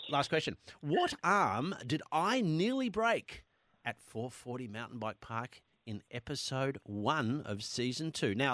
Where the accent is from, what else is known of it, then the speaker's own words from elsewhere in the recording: Chadstone, Victoria, Australia; I'm from Chadstone.